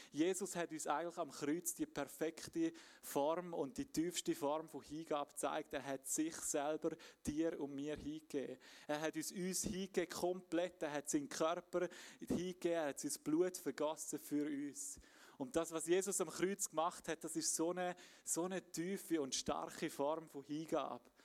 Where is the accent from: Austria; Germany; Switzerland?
Switzerland; Graubünden; moved away; ich bin ursprünglich aus dem Bündnerland, wie man vielleicht ein bisschen gehört